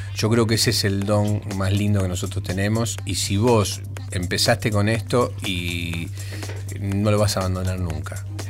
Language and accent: Spanish; Argentina; nosotros somos argentinos